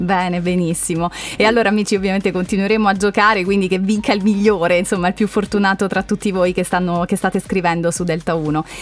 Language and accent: Italian; Molise, Italy; essendo io molisana